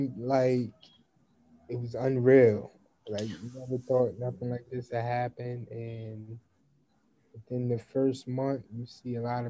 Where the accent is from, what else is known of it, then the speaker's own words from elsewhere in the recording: Newburgh, New York, United States; now in New York City, United States; I'm from New York, Newburgh, New York, actually.